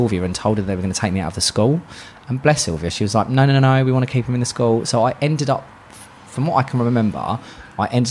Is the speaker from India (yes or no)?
no; London, United Kingdom; South London. So I was brought up in Brixton.